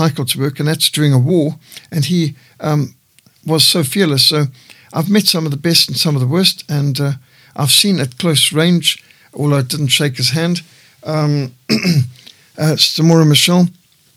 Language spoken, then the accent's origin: English; Zimbabwe; moved away; Rhodesia, my home country